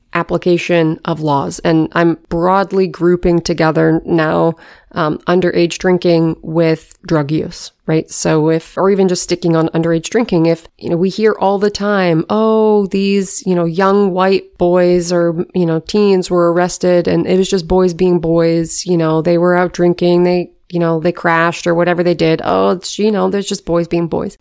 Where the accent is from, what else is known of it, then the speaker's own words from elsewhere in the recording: Washington, United States; growing up in Washington State